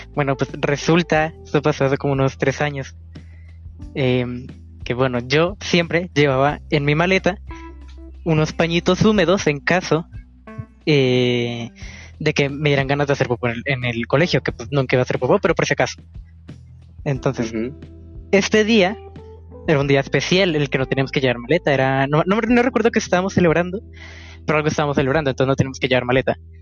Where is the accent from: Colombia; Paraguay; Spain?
Colombia; yo soy de Colombia